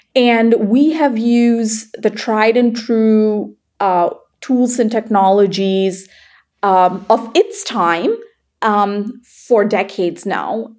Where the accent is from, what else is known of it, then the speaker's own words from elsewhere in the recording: Malaysia; moved away as an adult; also born or lived in Iowa, United States; I grew up in Malaysia, and when I moved to uh, Iowa to go to the University of Iowa